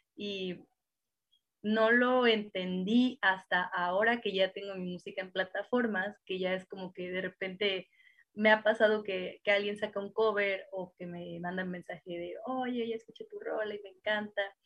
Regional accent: Cuautla, Morelos, Mexico; yo soy de Morelos y allá en Cuautla, Morelos era todavía más complicado

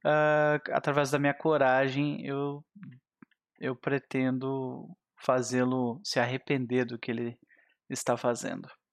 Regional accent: South Region, Brazil; eu sou do Sul

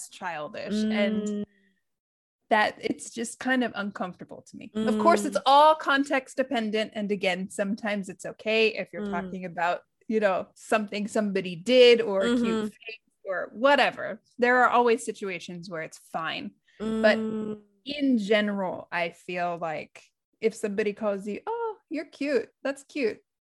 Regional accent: United States

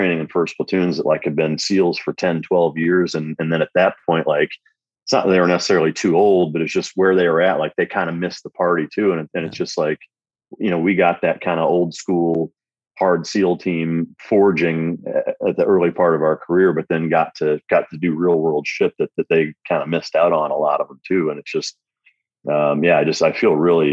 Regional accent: Iowa, United States; growing up in Iowa around a lot of duck hunting, bird dog guys

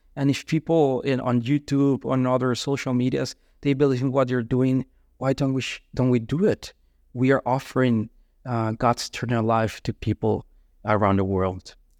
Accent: Colombia; moved away; I'm from Colombia

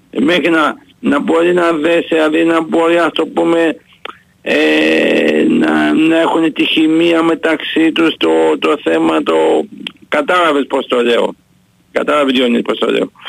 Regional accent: Greece; να πούμε ένα με πολύ μεγάλο και θερμό ευχαριστώ ως Έλληνας και ως φίλαθος στον Νίκο τον Γκάλη

